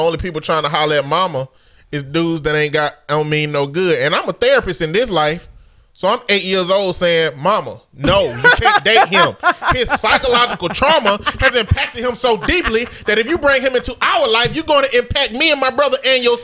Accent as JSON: {"language": "English", "region": "Alabama", "country": "United States", "tie": "born or raised there", "said": "a show that they produce out of my hometown called The Real Housewives of Alabama"}